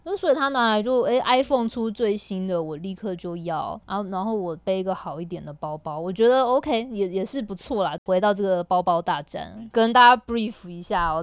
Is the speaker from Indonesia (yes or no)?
no; Taiwan; moved away as an adult; now in Shanghai, China; 我们台湾人